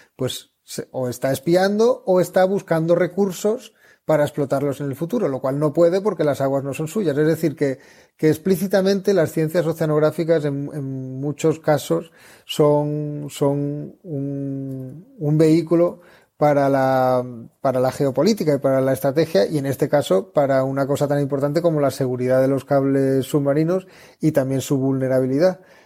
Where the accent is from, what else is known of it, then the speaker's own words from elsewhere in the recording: southern Spain, Spain; yo soy del sur de España